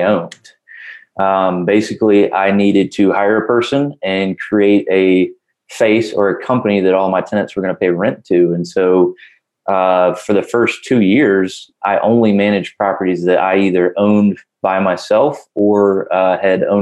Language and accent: English; Augusta, Georgia, United States; I'm from Augusta, Georgia, and the name of my business is Augusta Rental Homes